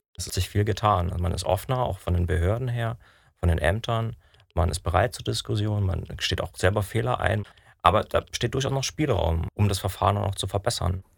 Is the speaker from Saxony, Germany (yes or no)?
yes; Dresden, Saxony, Germany; moved away; ich komme ursprünglich aus Dresden